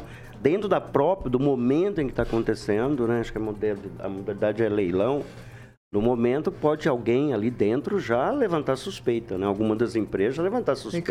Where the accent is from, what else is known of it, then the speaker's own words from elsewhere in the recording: Londrina, Paraná, Brazil; now in Maringá, Brazil; Lá na Varta, que eu nasci na Varta.